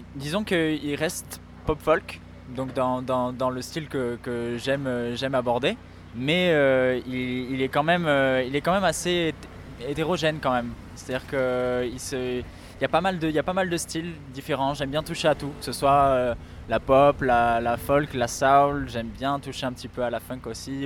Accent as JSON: {"language": "French", "country": "France", "tie": "born or raised there", "said": "je suis né en France, mais mes deux parents euh, sont d'origine polonaise"}